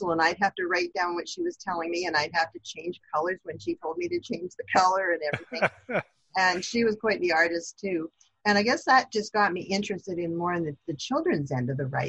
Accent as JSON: {"language": "English", "town": "Brantford", "region": "Ontario", "country": "Canada", "tie": "born or raised there", "moved": "as an adult", "lives_now": "London, Canada", "said": "And I was brought up in Brantford, born and brought up there. I did all my schooling in Brantford."}